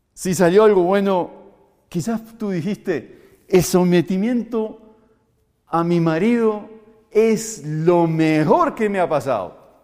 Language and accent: Spanish; Uruguay; moved away as an adult; now in Colombia; Soy uruguayo y aunque llevo 22 años más aquí en Colombia y me siento un colombiano